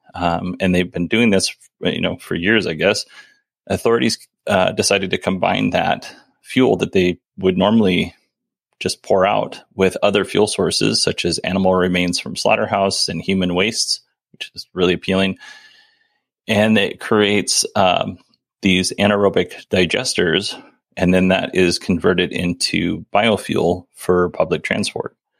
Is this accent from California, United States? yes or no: no; Alaska, United States; we grew up in Alaska, so it's a little different.